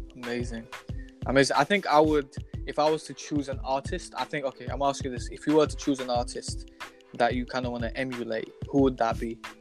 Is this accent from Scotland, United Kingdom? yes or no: yes; Glasgow, Scotland, United Kingdom; because we were just some kids growing up in Glasgow